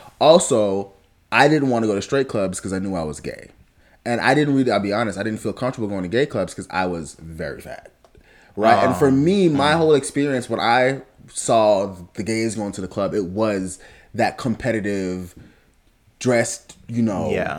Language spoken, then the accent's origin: English; South Florida, United States; growing up in South Florida, I was really grown at a very young age.